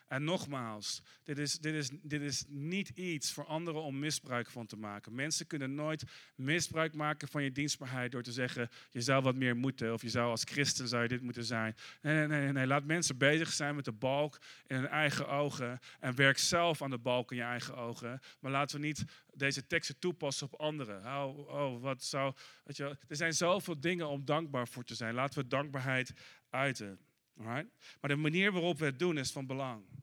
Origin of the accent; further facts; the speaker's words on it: Netherlands; ik, als Nederlander ben je snel geneigd om te denken: ah, dat is enigszins nep.